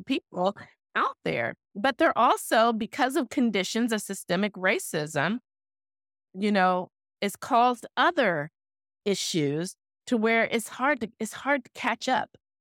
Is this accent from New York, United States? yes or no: no; Owasso, Oklahoma, United States; when I was growing up in Oklahoma, in that small town of Owasso